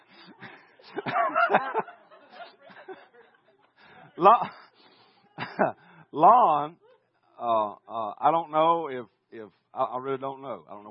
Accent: Willacoochee, Georgia, United States; I'm from Willacoochee, not Tulsa. Yeah, I'm downtown Coochie Town

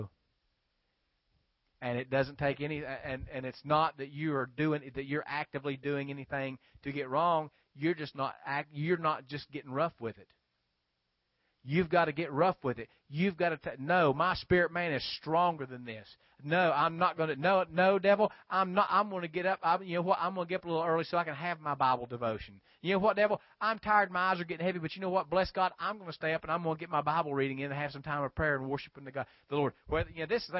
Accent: West Virginia, United States; now in South Georgia, United States; I grew up in West Virginia. A lot of people would throw their trash out on the banks along 12 Pole Creek in Wayne County

